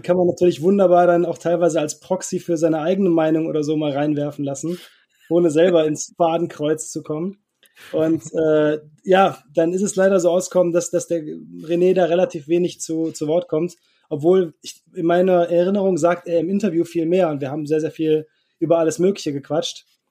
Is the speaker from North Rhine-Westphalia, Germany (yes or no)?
yes; North Rhine-Westphalia, Germany; ich komme nicht aus dem Ruhrpott, aber Niederrhein, das ist so eine halbe Stunde vor Duisburg ungefähr